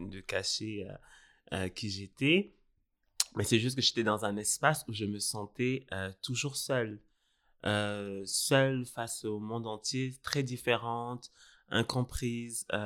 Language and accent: French; Senegal; also born or lived in Burundi; je suis né au Donc, Burundi, mais j'ai grandi au Sénégal.